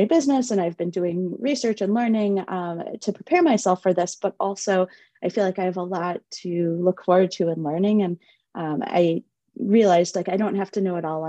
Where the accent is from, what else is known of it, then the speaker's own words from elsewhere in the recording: Chicago, Illinois, United States; moved away as an adult; also born or lived in Ithaca, New York / Madison, Wisconsin; I grew up in Chicago, and this is, where I've now returned